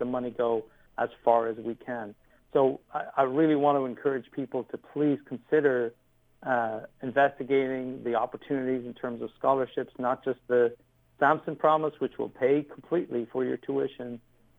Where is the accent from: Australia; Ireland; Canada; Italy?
Ireland; moved away as an adult; now in United States; I came from Ireland, where, you know, you were kind of prescribed on what you could do growing up.